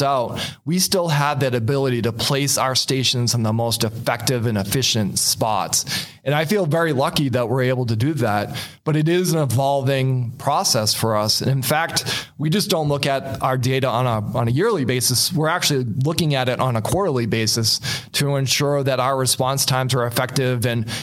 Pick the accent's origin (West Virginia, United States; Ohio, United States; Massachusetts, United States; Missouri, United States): Massachusetts, United States; moved away as an adult; now in Goodyear, United States; I'm originally from Massachusetts